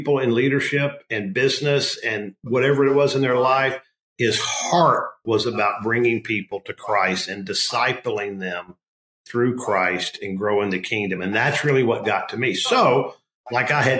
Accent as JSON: {"language": "English", "region": "Arkansas", "country": "United States", "tie": "born or raised there", "said": "I grew up in Arkansas"}